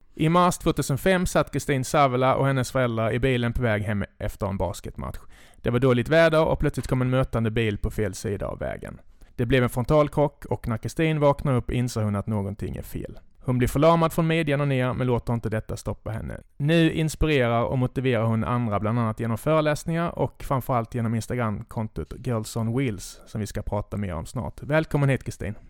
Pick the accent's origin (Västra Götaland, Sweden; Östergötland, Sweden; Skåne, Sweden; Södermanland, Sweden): Skåne, Sweden; Hässleholm; min uppväxt i Hässleholm